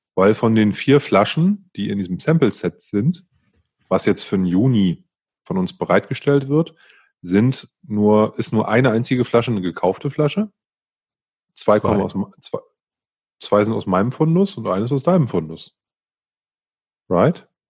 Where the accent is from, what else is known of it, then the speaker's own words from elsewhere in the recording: Northern Germany, Germany; ich bin ein Norddeutscher